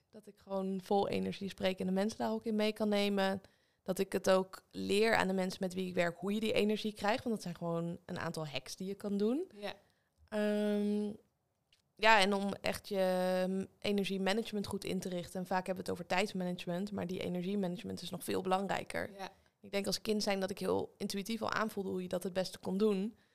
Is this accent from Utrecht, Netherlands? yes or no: no; Leiden, South Holland, Netherlands; now in Weesp, Netherlands; In Leiden.